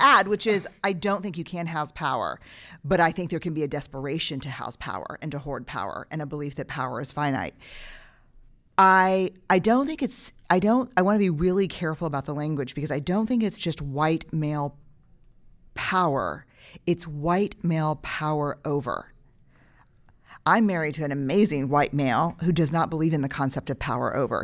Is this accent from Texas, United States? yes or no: yes; Texas, United States; as a Texan.